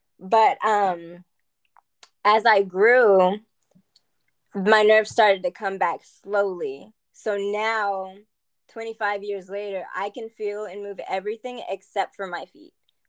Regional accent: Germany; born there; my parents are military, so I was born in Germany back in 96

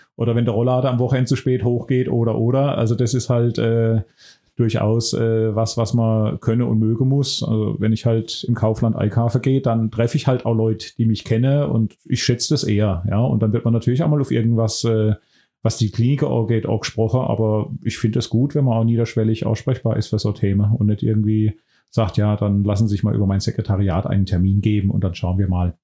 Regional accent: Buchen, Baden-Württemberg, Germany; moved away as an adult; also born or lived in Heidelberg / Mannheim / Sinsheim; wieder in meiner Heimat zu sein

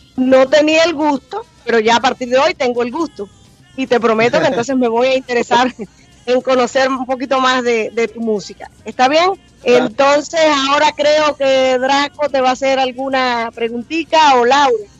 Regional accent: Cuba; now in Miami, United States; Yo soy cubana, pero llevo muchos años acá

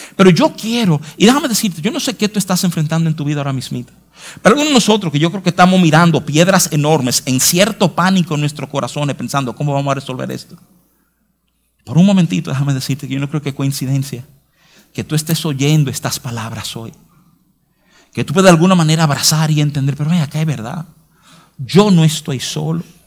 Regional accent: New York, United States; now in Santo Domingo, Dominican Republic; yo, me crié en Nueva York

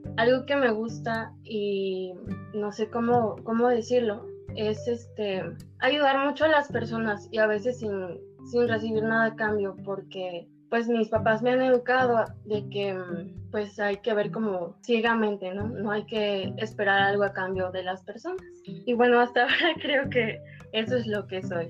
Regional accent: Córdoba, Veracruz, Mexico; now in Banderilla, Mexico; Nací en Córdoba, pero actualmente radico en Banderilla

